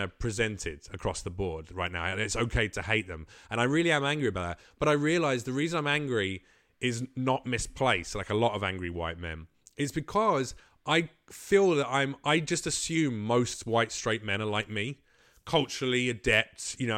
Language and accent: English; London, United Kingdom; I come from London